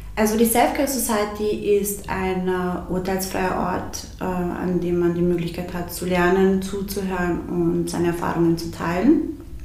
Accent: Siegendorf, Burgenland, Austria; also born or lived in Bosnia; ich bin äh, im, im Burgenland aufgewachsen und wir hatten damals in, der, in, in unserem Dorf, in Siegendorf

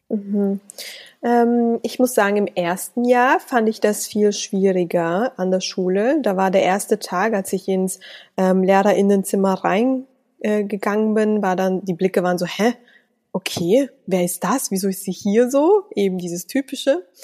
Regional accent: Salzburg, Austria; schließlich bin ich in Salzburg geboren und aufgewachsen und ich bezeichne das als mein Heimatland.

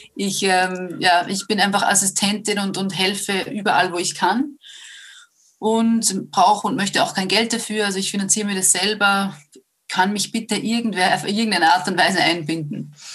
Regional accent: Upper Austria, Austria; moved away as an adult; also born or lived in Vienna; ich bin ursprünglich aus Oberösterreich

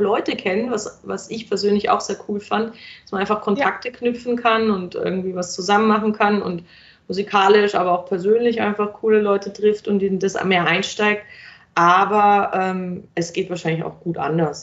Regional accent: Germany; moved away as an adult; now in Vienna, Austria; ich gehe jetzt nach Wien, weil ich komme aus Deutschland

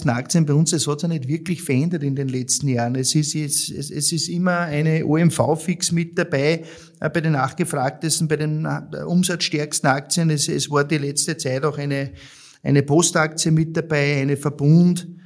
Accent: Austria; ich sag für mich als, als Österreicher

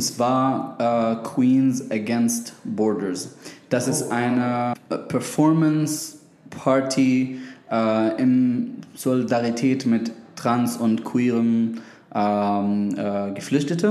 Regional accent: Syria; German is a second language; now in Berlin, Germany; ich komme ähm, aus Syrien

